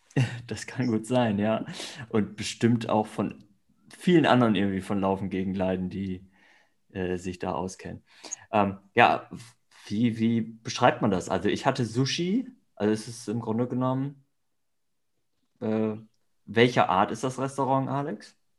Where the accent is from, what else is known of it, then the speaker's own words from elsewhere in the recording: Northern Germany, Germany; now in Oldenburg, Germany; im Norden geboren, im Norden aufgewachsen